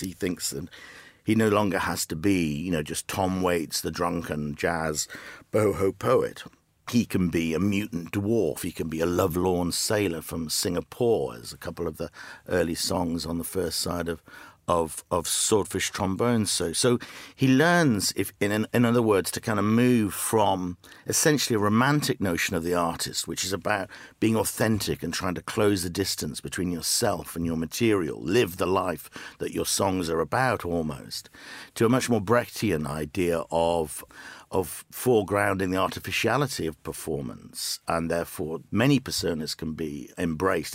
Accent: the Northeast, North East England, United Kingdom; moved away as an adult; now in Los Angeles, United States; I grew up in the Northeast

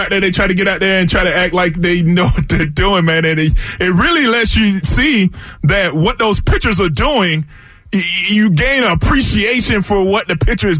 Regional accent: DeLand, Florida, United States; now in Philadelphia, United States; my hometown in DeLand

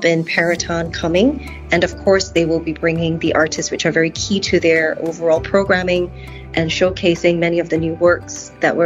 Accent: Singapore; I'm Singaporean

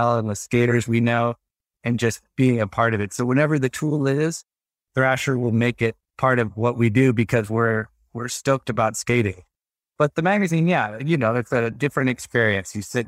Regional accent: Texas, United States; especially I grew up in Texas. Which is not like, it's a not a very progressive state. You know, it's a pretty conservative place.

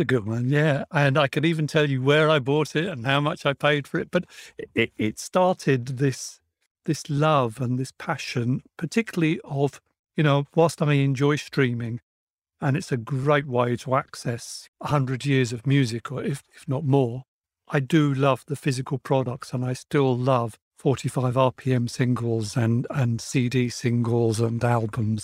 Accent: United Kingdom; here in the U K, we had Melody Maker, New Musical Express, Sounds, Record Mirror, and my pocket money would go on all of these.

